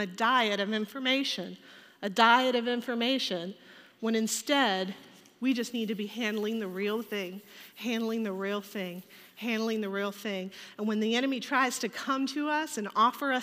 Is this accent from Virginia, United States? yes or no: yes; Richmond, Virginia, United States; I grew up in Richmond, Virginia